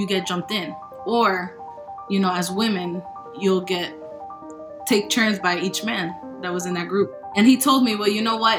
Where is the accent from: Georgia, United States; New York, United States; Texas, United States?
New York, United States; now in Charlotte, United States; I am from New York. I am living currently in Charlotte, North Carolina